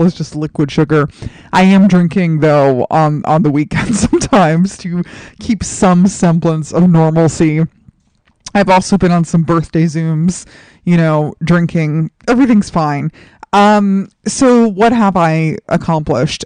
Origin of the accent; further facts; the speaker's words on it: New York City, New York, United States; moved away; my hometown of New York City